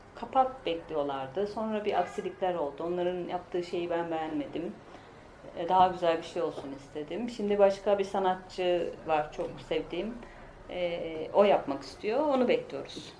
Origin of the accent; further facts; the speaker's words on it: Pazarcık, Kahramanmaraş, Turkey; moved away as an adult; also born or lived in Ankara / Istanbul; Ben Maraş'ta dedim, pazarcıkta.